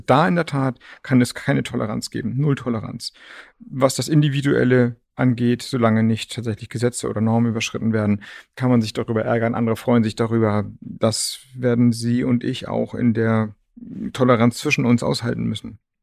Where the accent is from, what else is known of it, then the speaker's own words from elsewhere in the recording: Flensburg, Schleswig-Holstein, Germany; Ich komme ja aus Flensburg